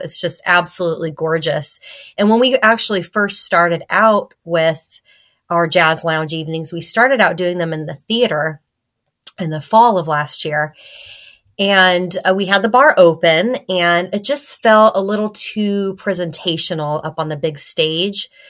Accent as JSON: {"language": "English", "region": "California", "country": "United States", "tie": "born or raised there", "moved": "yes", "said": "I grew up in California"}